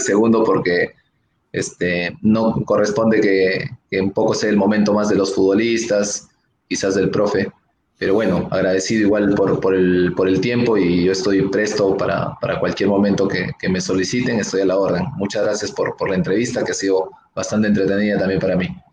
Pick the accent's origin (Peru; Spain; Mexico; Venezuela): Peru; Arequipa; yo soy un arequipeño